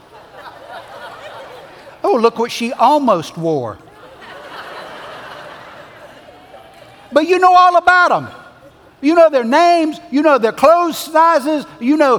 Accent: the South, United States; We grew up in the South.

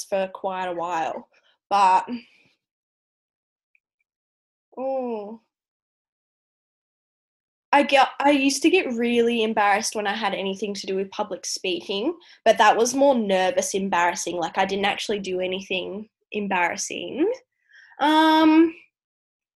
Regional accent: Tasmania, Australia; moved away; I'm from Tassie

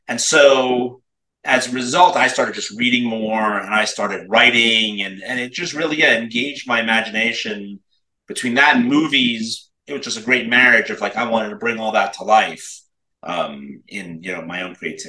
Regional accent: Brooklyn, New York, United States; now in Los Angeles, United States; I am a New Yorker. I'm from Brooklyn, New York originally, but you know, like I tell people, I don't talk like that no more. But yeah, I grew up in New York. Manhattan, and then Brooklyn, Manhattan, and then moved out to Los Angeles.

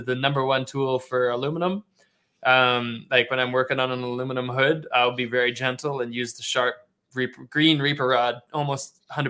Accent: Australia; accent: Canadian; also born or lived in Canada; So I grew up in Australia for 20 years, like I mentioned, but even my whole time down there, I had a Canadian accent.

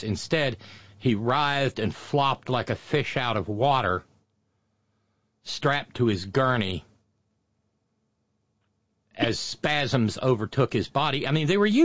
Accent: Alabama, United States; moved away; the county where I was born and raised

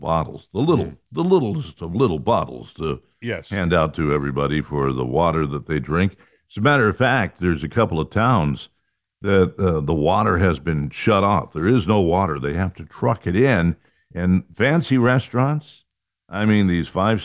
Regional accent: Fresno, California, United States; I'm from Fresno. I grew up in Fresno

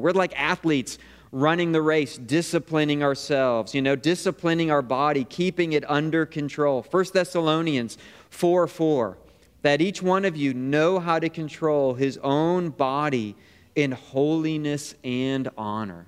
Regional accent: Niagara Falls, New York, United States; I grew up on Niagara Falls Boulevard, right down the street from Niagara Falls

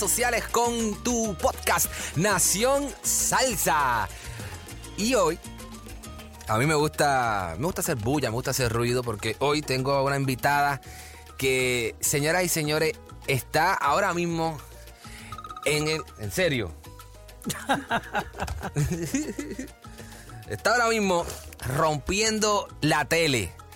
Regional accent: Puerto Rico; yo soy boricua

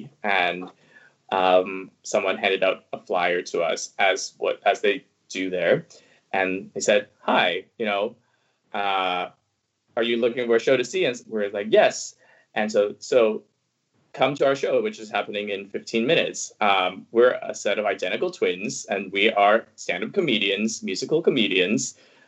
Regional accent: Hong Kong; born there; Yeah, because I was born in Hong Kong.

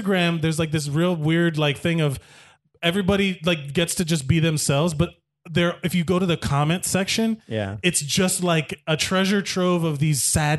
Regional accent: Miami, Florida, United States; now in New York, United States; I grew up in Miami. I was born and raised in Miami.

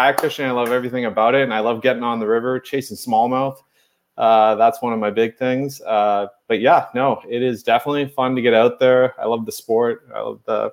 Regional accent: Cornwall, Ontario, Canada; I'm from Cornwall, Ontario

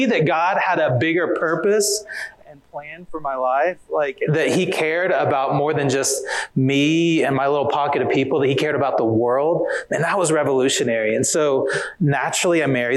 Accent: Oklahoma, United States; moved away as an adult; now in Riverside, United States; I am originally, I grew up in Oklahoma, and I live in Riverside, California

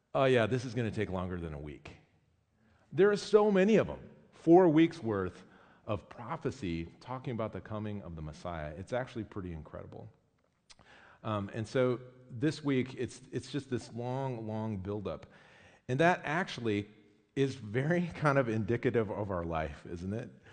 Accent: United States; I'm American

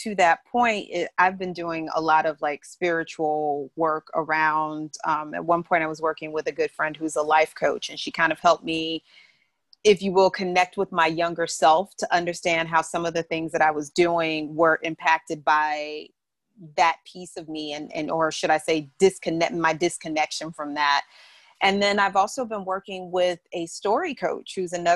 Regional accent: St. Louis, Missouri, United States; also born or lived in New York; now in California, United States; I grew up in St. Louis, Missouri.

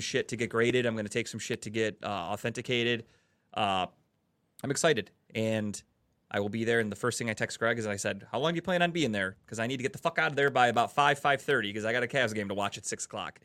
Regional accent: Cleveland, Ohio, United States; I'm from, we're from Cleveland

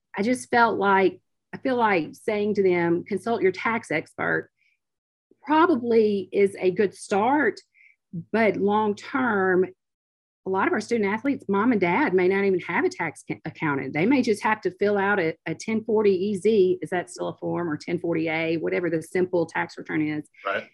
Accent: Oxford, Mississippi, United States; growing up in Oxford

